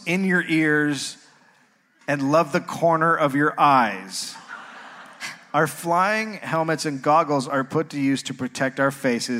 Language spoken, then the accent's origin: English; United States; I'm an American.